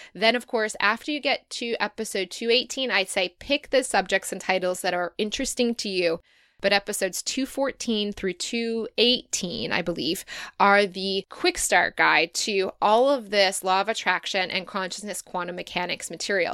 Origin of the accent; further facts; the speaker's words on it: Michigan, United States; moved away as an adult; also born or lived in Dayton, Ohio / Chicago; now in Sydney, Australia; I was born in Dayton, Kettering, kind of Dayton, Ohio, and then moved to Michigan, grew up there in the U S